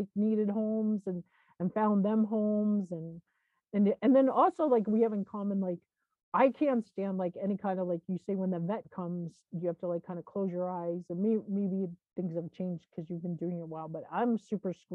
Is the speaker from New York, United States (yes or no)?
yes; Long Island, New York, United States; I grew up in New York, like outside of New York City on Long Island